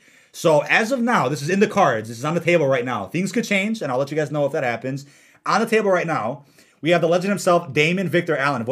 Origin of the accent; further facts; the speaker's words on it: London, United Kingdom; Park messes with my head for English accent is better than mine, and I'm from London.